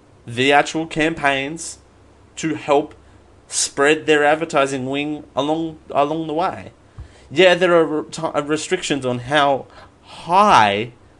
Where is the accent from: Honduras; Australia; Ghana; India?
Australia; I mean, I'm born and bred in Australia, and I'm quite proud to be in Australia